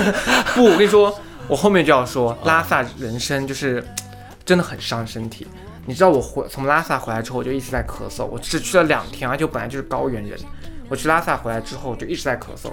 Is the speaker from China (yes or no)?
yes; southern China, China; 我是南方人